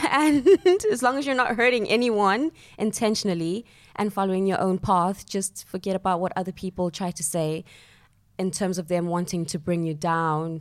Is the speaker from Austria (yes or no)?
no; Johannesburg, Gauteng, South Africa; moved away as an adult; also born or lived in Soweto; now in London, United Kingdom; I grew up in Johannesburg, South Africa, and both of my parents are South African